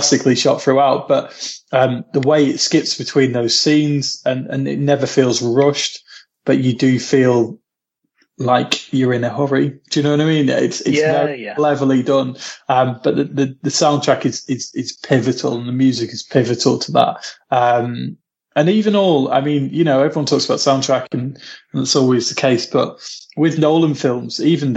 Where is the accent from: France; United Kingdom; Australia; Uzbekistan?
United Kingdom; Lincolnshire, East Midlands; now in Manchester, United Kingdom